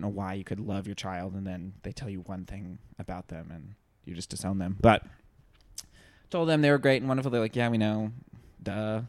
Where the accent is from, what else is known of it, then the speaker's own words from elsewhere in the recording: the South, United States; growing up in the South